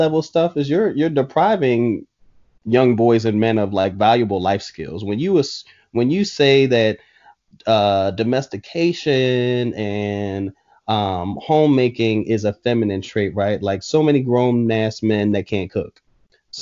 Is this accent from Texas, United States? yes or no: no; Philadelphia, Pennsylvania, United States; when I was growing up in Philly